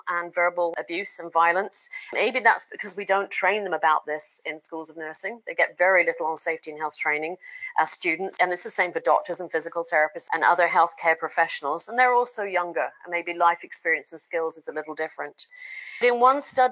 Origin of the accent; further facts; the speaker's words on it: United Kingdom; also born or lived in Oregon; now in United States; I'm a Brit, Ex-Brit